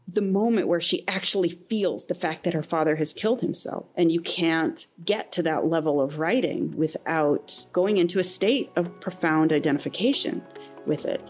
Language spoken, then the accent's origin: English; Midwest, United States; I grew up in the Midwest, that my family went to Cedar Point every year